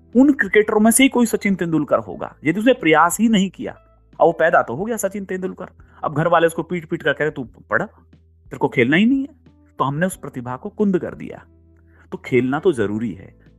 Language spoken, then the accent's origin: Hindi; Rajasthan, India; मैं राजस्थान से हूँ